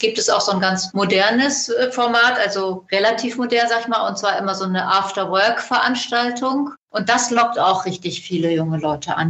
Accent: Germany; Ich komme hier aus dem Nachbarlandkreis von Lüchow-Dannenberg

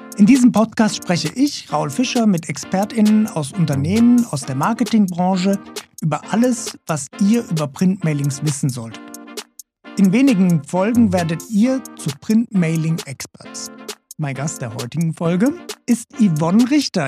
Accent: Germany; als Deutscher

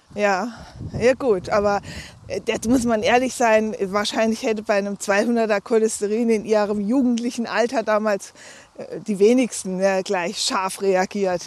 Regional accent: Dinslaken, North Rhine-Westphalia, Germany; also born or lived in Landau in der Pfalz; now in Lustadt, Germany; ich bin in Dienstlagen am Niederrhein geboren

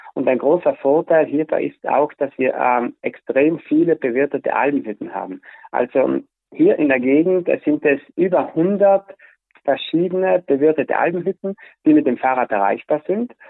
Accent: South Tyrol, Trentino-Alto Adige, Italy; bei uns in Südtirol

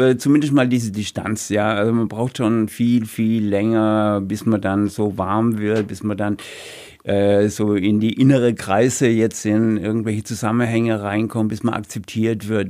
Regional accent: Rhineland-Palatinate, Germany; moved away; also born or lived in Heilbronn; In meinem Heimatort, in meinem früheren Heimatort, in meinem Geburtsort

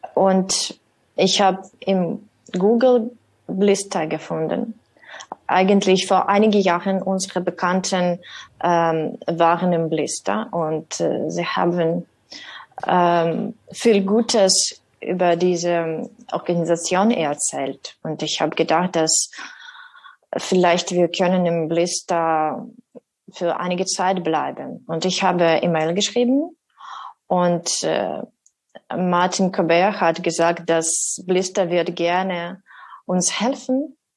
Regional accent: Kyiv, Ukraine; German is a second language; moved away as an adult; now in Marburg, Germany; wir sind aus Kiew gekommen. Dort wohnen bis zum äh, äh dort wohnen meine Eltern jetzt

